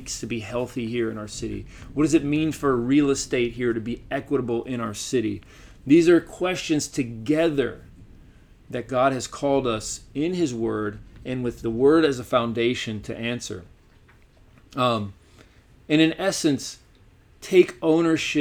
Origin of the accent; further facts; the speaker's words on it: Chattanooga, Tennessee, United States; moved away; my hometown in Chattanooga